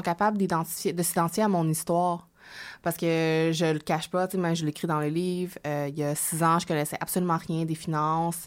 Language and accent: French; Quebec, Canada; accent: Quebec French; also born or lived in Hong Kong; je suis née à Hong Kong, en Chine, et je suis venue au Canada lorsque j'avais 6 ans